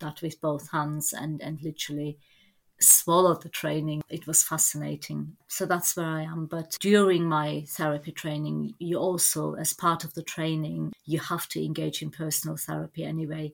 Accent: Germany; moved away as an adult; also born or lived in Turkey; now in England; I was born in Turkey, and when I was about 2.5, my family emigrated to Germany

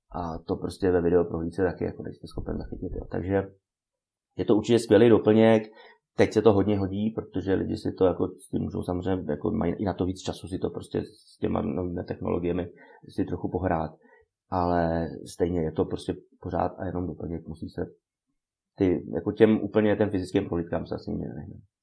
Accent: Czechia

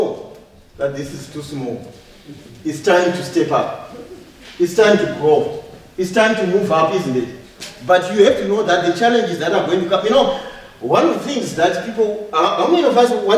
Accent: Zimbabwe; moved away; also born or lived in Harare / Mavuku; I come from Zimbabwe, from Harare

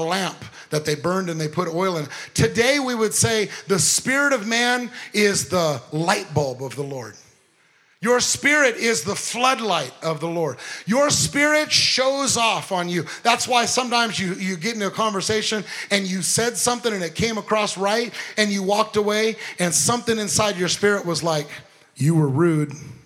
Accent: Long Beach, California, United States; moved away; Went to Long Beach, California, where I was born and raised in Long Beach, California

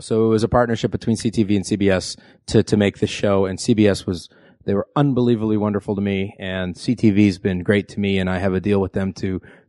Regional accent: Vancouver, British Columbia, Canada; I'm from Vancouver. I live in Vancouver and that's my home.

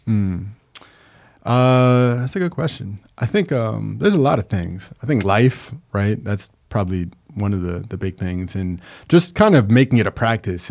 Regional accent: Long Island, New York, United States; moved away as an adult; now in Capital Region, New York, United States; I'm actually from Long Island, but I've been here since like 2011.

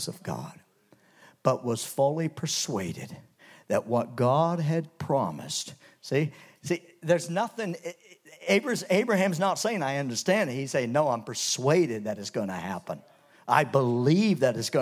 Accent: Canada; When I was a kid growing up in Canada

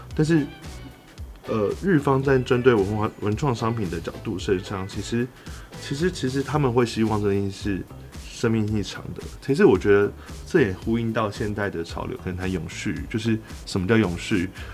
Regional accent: Taiwan; 我们台湾人

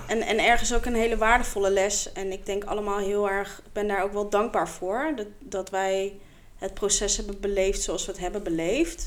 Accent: The Hague, South Holland, Netherlands; Ik kom oorspronkelijk uit Den Haag.

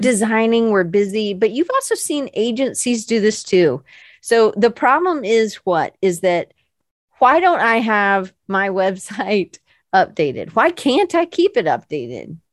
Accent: the South, United States; I'm from the South

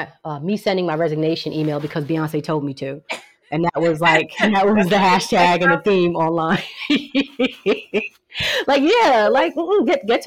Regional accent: New Jersey, United States; also born or lived in New York; Growing up in Jersey and, you know, a mix of New York

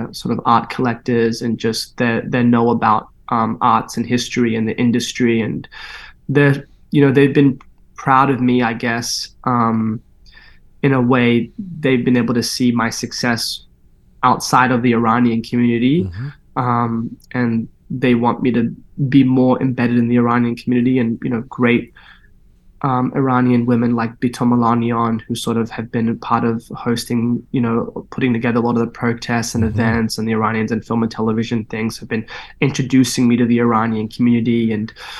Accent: Sydney, New South Wales, Australia; growing up in Sydney

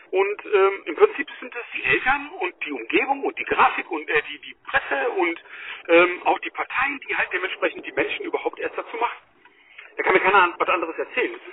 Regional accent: Germany; wir als Deutsche müssen halt bald offen sein

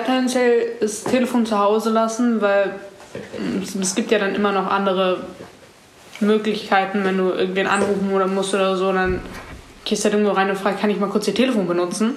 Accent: Munich, Bavaria, Germany; ich komme auch aus München und bin 15

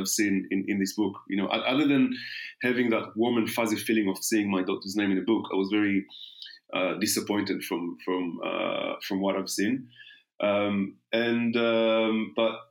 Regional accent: Israel; moved away as an adult; now in London, United Kingdom; born and raised in Israel. The first 26 years, then arrived to London exactly 20

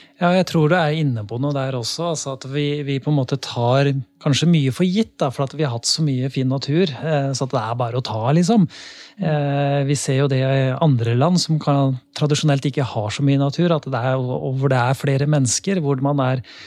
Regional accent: Lier, Buskerud, Norway; jeg kommer fra Lier

